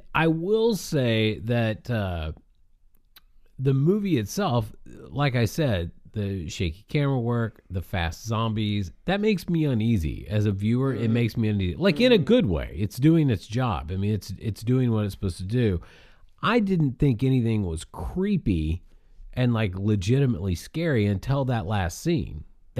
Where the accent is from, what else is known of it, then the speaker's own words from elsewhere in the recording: Barcelona, Catalonia, Spain; English is a second language; I'm originally from Barcelona. It comes out when I say ago.